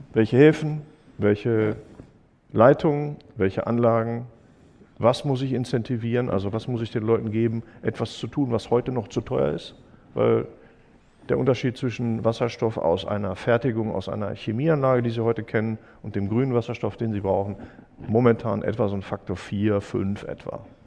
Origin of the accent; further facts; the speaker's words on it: Germany; als Deutsche